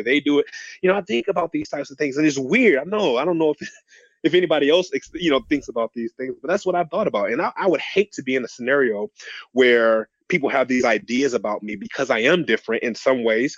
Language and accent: English; Detroit, Michigan, United States; I grew up in Detroit